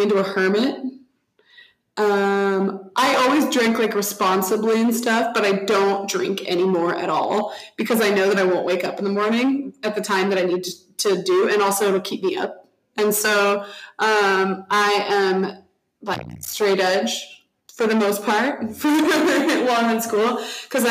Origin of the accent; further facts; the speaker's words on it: Texas, United States; I'm from Texas.